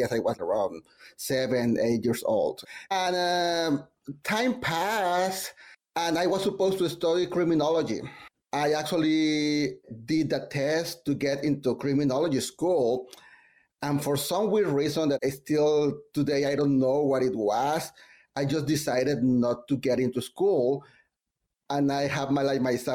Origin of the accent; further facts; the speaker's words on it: Mexico; now in New York, United States; I'm from Mexico